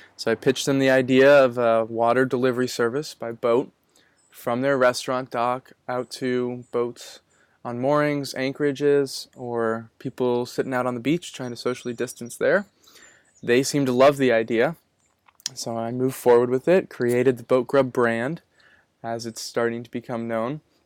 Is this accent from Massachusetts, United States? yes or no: yes; Manchester-by-the-Sea, Massachusetts, United States; moved away as an adult; now in Gloucester, United States; I was born in Manchester by the Sea, and I just recently moved up to Gloucester